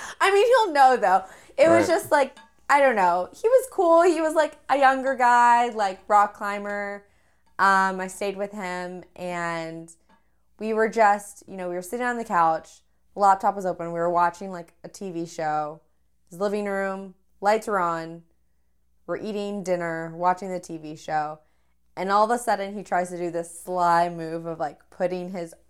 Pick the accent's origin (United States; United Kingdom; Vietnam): United States; Texas; I like to think though that I never really truly had an accent, even though I grew up in Texas.